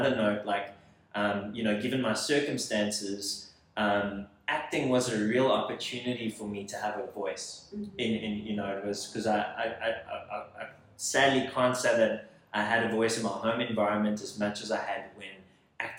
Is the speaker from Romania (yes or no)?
no; South Africa; accent: South African; moved away as an adult; now in Hollywood, United States; I'm from South Africa